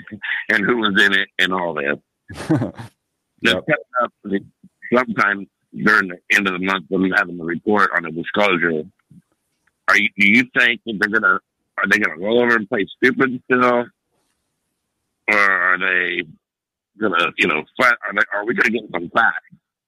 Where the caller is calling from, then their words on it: Ohio, United States; I'm from Ohio, and I have a two-part question.